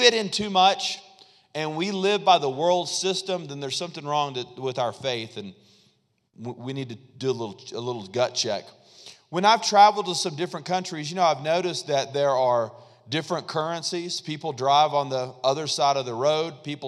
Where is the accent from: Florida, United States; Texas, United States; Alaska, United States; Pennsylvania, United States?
Alaska, United States; Fairbanks; my favorite one is, "No, I'm from Fairbanks, Alaska." And people, like, they hesitate, and they look at you kind of funny, and they're like, "Oh, no, wait, no. And I'm like, "No, seriously, like, I grew up there